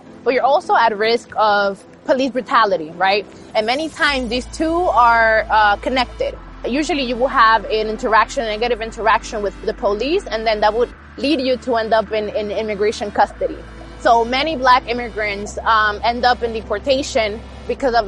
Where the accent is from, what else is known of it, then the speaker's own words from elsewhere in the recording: New York City, New York, United States; I grew up in the Bronx, New York, during the stop and frisk era